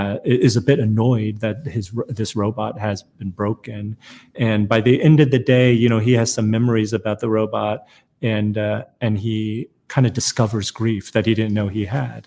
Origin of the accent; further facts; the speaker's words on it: United States; also born or lived in South Korea; I was born in Korea, but I came to America very young. I was a toddler.